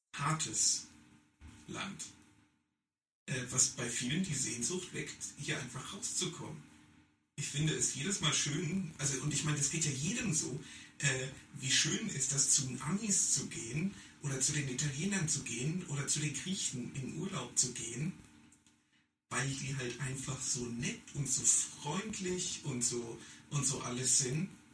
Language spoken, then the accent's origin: German; Germany; moved away; dass ich Deutscher bin